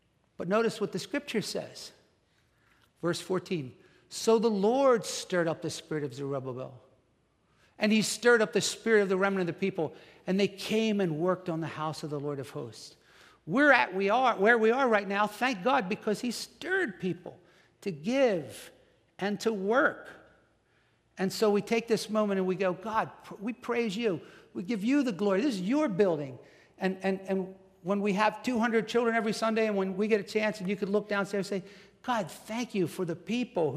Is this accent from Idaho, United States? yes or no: no; New Jersey, United States; moved away; I'm from New Jersey